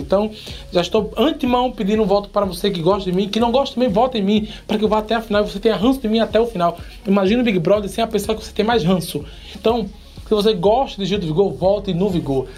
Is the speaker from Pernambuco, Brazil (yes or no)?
yes; Paulista, Pernambuco, Brazil; Eu vim do Janga, da Manepá, lá do, dos Cafundó de Judas